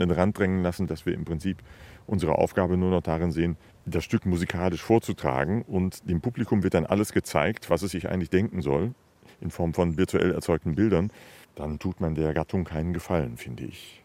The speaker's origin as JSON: {"language": "German", "area": "the West", "region": "West Germany", "country": "Germany", "tie": "born or raised there", "moved": "as an adult", "lives_now": "Dresden, Germany", "said": "dass ich im Westen sozialisiert bin"}